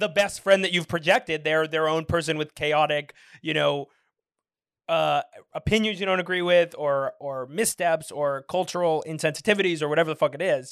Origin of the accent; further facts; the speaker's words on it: San Francisco, California, United States; moved away; also born or lived in Michigan; I'm from San Francisco